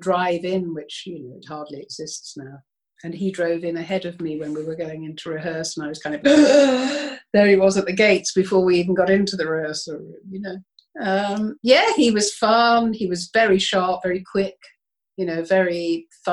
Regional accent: Birmingham, West Midlands, United Kingdom; I'm a Brummie

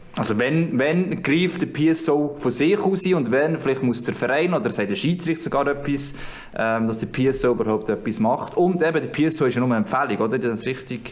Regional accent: Switzerland

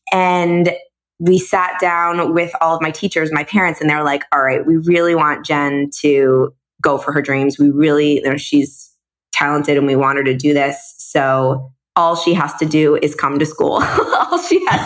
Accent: Coral Springs, Florida, United States; born or raised there; also born or lived in Chicago, Illinois

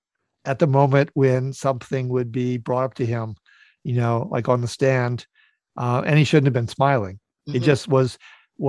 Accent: Northfield, Minnesota, United States; I grew up in Northfield, Minnesota, which has Carleton College and St. Olaf College

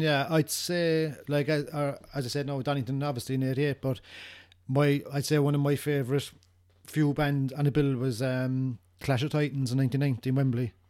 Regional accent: Cork, Munster, Ireland; we're from Ireland. We're from, we're from Cork

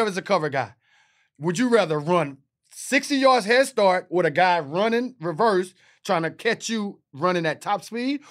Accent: Texas, United States; I'm from Texas

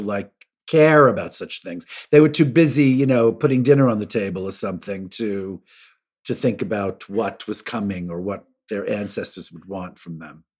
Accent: New York City, New York, United States; also born or lived in Bridgehampton, Long Island; I'm a New Yorker, so, I mean, I've lived in New York City since I'm, I'm born in Brooklyn, and I went to high school on forty-sixth Street

